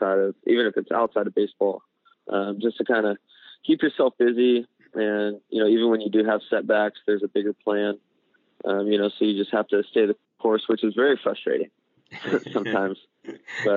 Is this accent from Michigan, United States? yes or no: no; Atwater, California, United States; now in Arizona, United States; Stockton is actually about an hour away from where I grew up, which was Atwater.